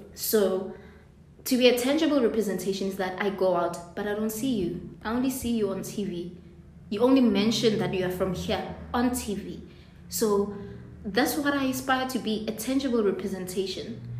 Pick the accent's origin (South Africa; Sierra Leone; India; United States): South Africa; Soweto, Gauteng; moved away as an adult; now in Cape Town, South Africa; So I'm from Soweto, the part of Soweto called Mufulo Village